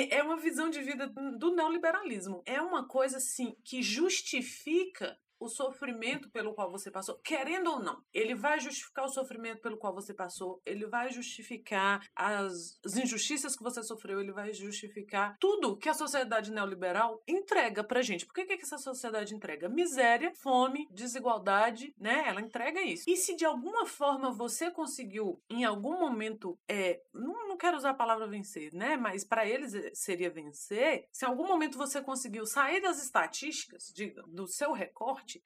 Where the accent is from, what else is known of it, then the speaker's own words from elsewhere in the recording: Brazil; nós, como brasileiros